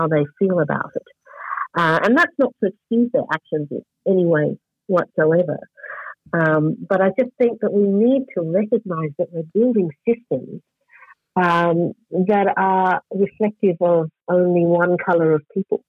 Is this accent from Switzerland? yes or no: no; Australia; growing up in Australia